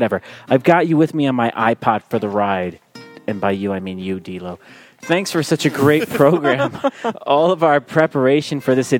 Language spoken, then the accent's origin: English; New York, United States; I am a New Yorker, too